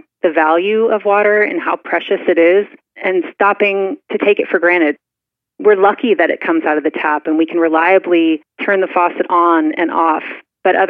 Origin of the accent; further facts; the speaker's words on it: Visalia, California, United States; also born or lived in Guatemala; Growing up in the Central Valley